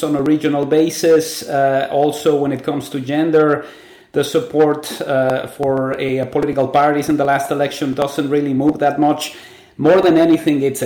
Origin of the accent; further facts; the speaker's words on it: Mexico; now in Canada; I grew up in Mexico and everything was metric